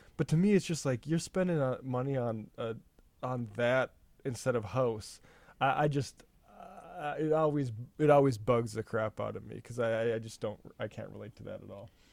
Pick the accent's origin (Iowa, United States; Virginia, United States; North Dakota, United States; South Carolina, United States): North Dakota, United States; growing up in North Dakota